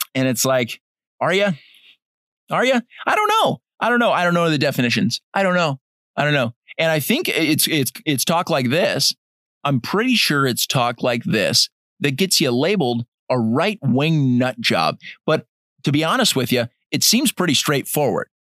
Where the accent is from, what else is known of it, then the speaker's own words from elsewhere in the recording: United States; I'm an American